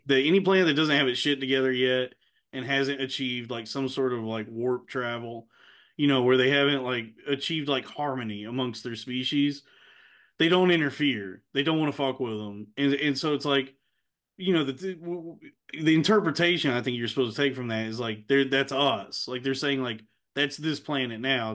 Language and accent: English; Texas, United States; I grew up in Texas, but also I have a lot of family that's Mexican